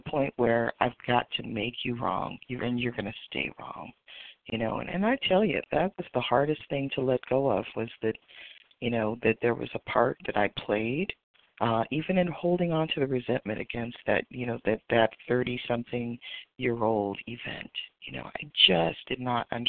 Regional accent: West Coast, United States; I'm actually from the West Coast, but I'm on the East Coast for the next few days

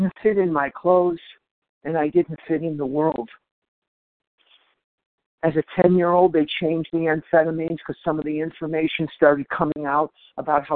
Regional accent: Chicago, Illinois, United States; I'm from born and raised in Chicago, Illinois, home of the world champion Cubs

